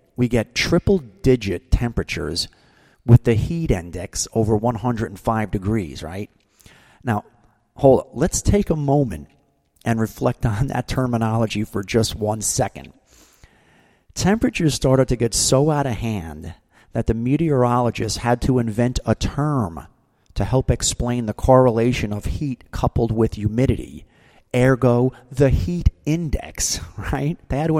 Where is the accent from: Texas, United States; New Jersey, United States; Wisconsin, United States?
New Jersey, United States; Now, I remember as a kid growing up in New Jersey, let's say that's, you know, the 60s through the 80s, we had distinct seasons.